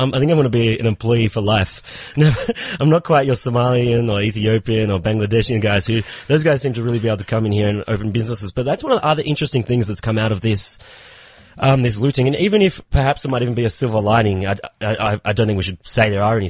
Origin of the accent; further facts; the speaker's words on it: Australia; now in South Africa; I'm from Australia.